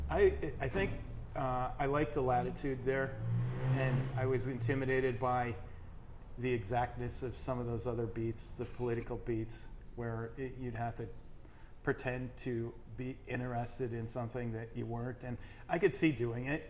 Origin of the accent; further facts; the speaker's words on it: Austin, Minnesota, United States; moved away as an adult; also born or lived in Crookston, Minnesota / Sioux Falls, South Dakota; growing up in Austin, Minnesota